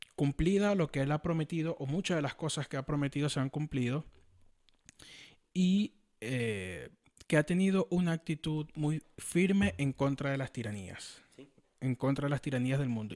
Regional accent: Venezuela; now in United States; a mí me preocupa mucho como venezolano

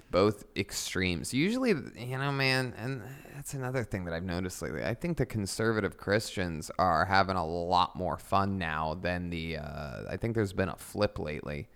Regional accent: Youngstown, Ohio, United States; moved away; I'm originally from Youngstown, Ohio

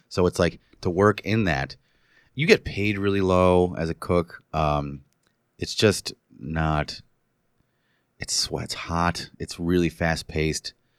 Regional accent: New Paltz, New York, United States; moved away as an adult; I was living in my hometown of New Paltz

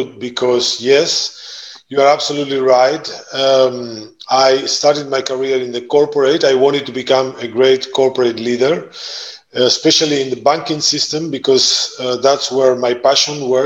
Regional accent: Argentina; moved away as an adult; also born or lived in Italy; now in Netherlands; I was born and raised in Argentina. My backgrounds, my roots are Italian

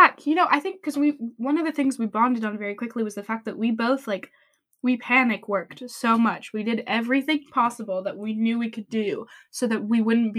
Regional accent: France; I don't know if I did, but I'm from

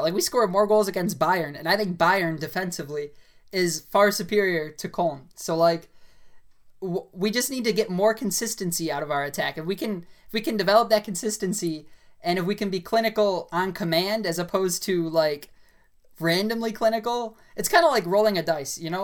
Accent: United States; I'm an American

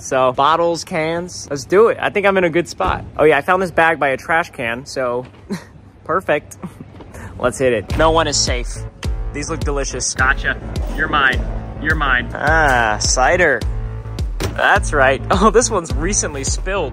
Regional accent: Texas, United States; I'm from Texas.

